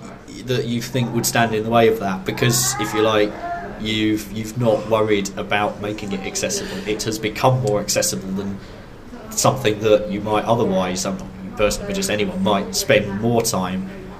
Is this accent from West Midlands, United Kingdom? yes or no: yes; Malvern, West Midlands, United Kingdom; accent: Kent; also born or lived in Kent; I was born in Kent, and I sound like a person from Kent, and actually if you get me in a room with enough people from Malvern, you might actually start to detect that I don't quite talk like someone who is from Worcestershire.